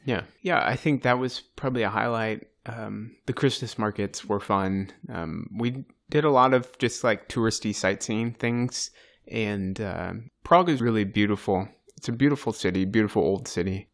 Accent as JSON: {"language": "English", "country": "United States", "first_language": "English", "moved": "as an adult", "lives_now": "Turkey", "said": "we're just Americans"}